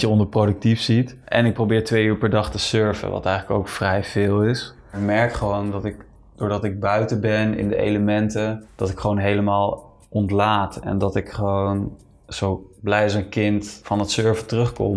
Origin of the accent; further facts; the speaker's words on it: Netherlands; moved away as an adult; ik ga eind april ga ik terug naar Nederland. Ja, ik mis mijn familie gewoon